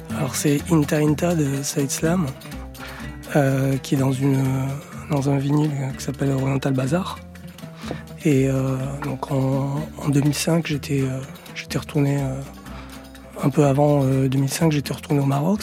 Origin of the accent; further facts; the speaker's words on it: France; moved away; also born or lived in Ménilmontant, Paris / Valencia, Spain; Moi, je suis né en France. Euh, je me sens français.